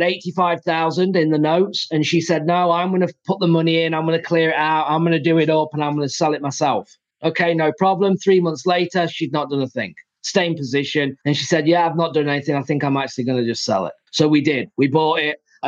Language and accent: English; England, United Kingdom; moved away as an adult; now in United States; I'm from England